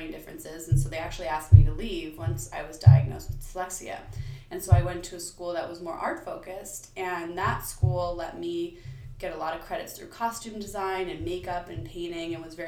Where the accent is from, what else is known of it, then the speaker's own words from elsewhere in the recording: Bucks County, Pennsylvania, United States; I grew up in Bucks County, Pennsylvania.